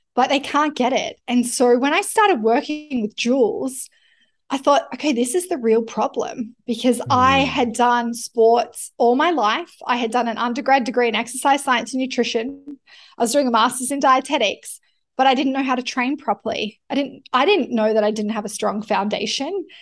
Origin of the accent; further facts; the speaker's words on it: Canberra, New South Wales, Australia; I was born in Canberra